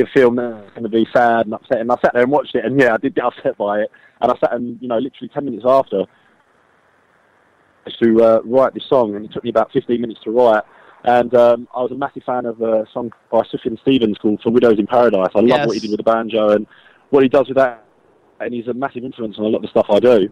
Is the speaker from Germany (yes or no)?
no; London, United Kingdom; that's where I was born and bred